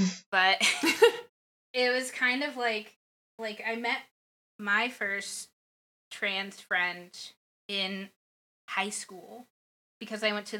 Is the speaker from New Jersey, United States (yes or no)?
no; Florida, United States; because I came from Florida, so I think that's probably all that you need.